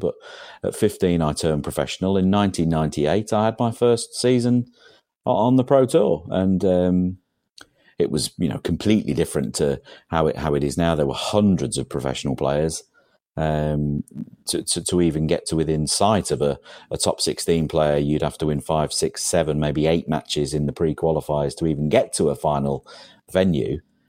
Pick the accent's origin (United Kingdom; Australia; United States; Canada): United Kingdom; England; Certainly, the village that I grew up in England. Was a very, very hard working class area where men actually did graft